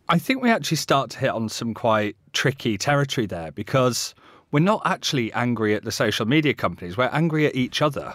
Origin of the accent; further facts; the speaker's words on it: Yorkshire moors, Yorkshire and the Humber, United Kingdom; I grew up on the Yorkshire moors.